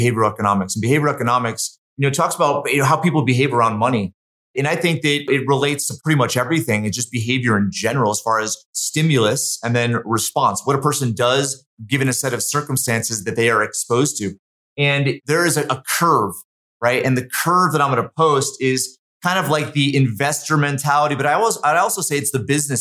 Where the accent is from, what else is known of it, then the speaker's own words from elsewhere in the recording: Connecticut, United States; also born or lived in Massachusetts; now in Utah, United States; I'm from Connecticut, partly from Massachusetts